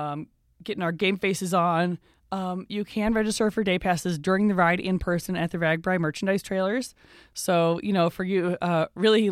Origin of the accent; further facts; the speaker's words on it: Iowa City, Iowa, United States; moved away; I am from the Iowa City, Coralville area